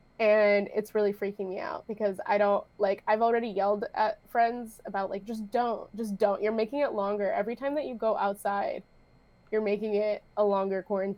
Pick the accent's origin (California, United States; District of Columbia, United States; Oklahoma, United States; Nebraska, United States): California, United States; San Diego; I'm from San Diego.